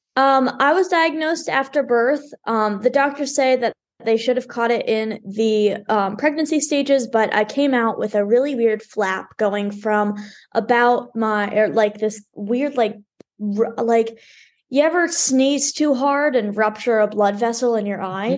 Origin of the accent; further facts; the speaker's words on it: Dallas, Texas, United States; always been in Dallas